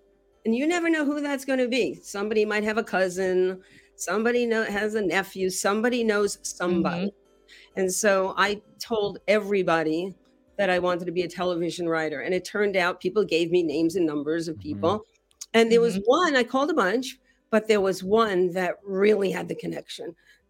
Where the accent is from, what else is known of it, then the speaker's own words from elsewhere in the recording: New York, United States; So I'm from New York, and I think people from New York, because it's so cold, it's kind of edgy.